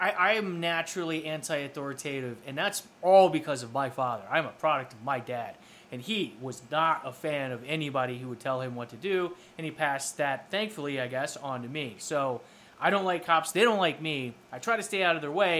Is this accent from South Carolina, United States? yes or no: yes; South Carolina, United States; moved away as an adult; now in Chicago, United States; Growing up in South Carolina